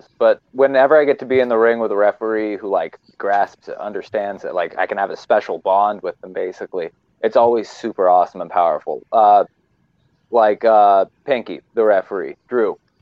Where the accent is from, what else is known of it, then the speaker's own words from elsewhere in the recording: Wichita, Kansas, United States; also born or lived in New York City, New York; Wichita. I'm born and bred to be here. I was born in Manhattan. We moved out here at a young age. And this place became my home